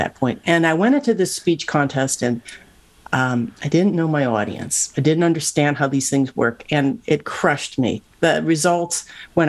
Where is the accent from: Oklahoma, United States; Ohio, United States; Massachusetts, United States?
Ohio, United States; Cleveland; moved away as an adult; now in Silicon Valley, United States; I grew up in Cleveland, Ohio